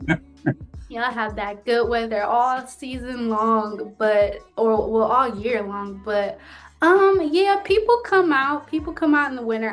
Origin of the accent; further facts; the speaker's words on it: Cleveland, Ohio, United States; I'm from Cleveland, so I've done like Rock Hall and Severance Hall, those like really notable venues here